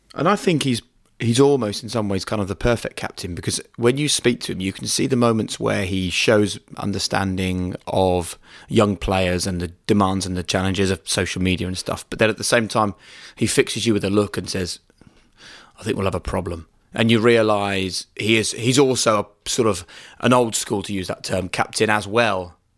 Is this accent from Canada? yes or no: no; United Kingdom; we're British